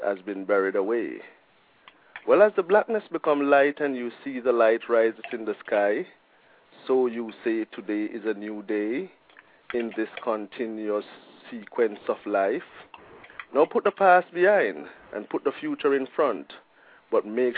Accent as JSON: {"language": "English", "country": "Jamaica", "moved": "yes", "lives_now": "Portland, United States", "said": "I'm a Jamaican"}